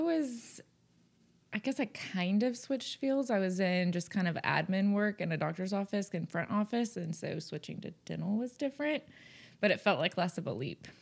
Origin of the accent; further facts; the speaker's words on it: North Texas, United States; moved away as an adult; also born or lived in Conroe, Texas / The Woodlands, Texas; now in Oklahoma, United States; we're both from North Texas